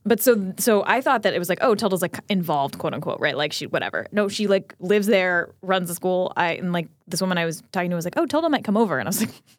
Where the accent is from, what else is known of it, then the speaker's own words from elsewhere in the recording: New Jersey, United States; I grew up in New Jersey, like, going to Metro Stars games